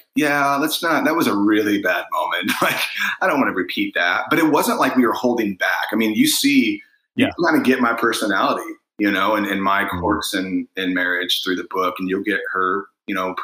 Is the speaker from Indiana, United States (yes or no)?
yes; Indiana, United States; we're from Indiana